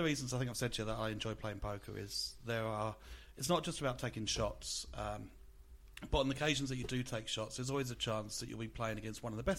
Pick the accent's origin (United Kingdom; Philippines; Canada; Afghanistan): United Kingdom; England; now in Australia; growing up in England.